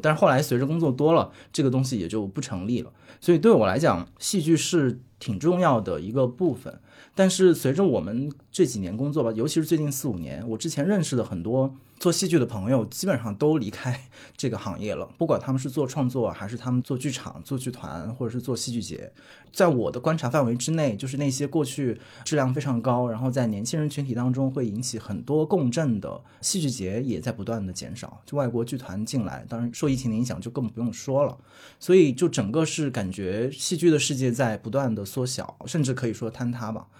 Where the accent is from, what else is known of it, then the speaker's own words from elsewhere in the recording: Hunan, China; 我是一个跟着综艺长大的人，因为我是湖南人，所以我完全是跟着湖南台在综艺节目的崛起而成长的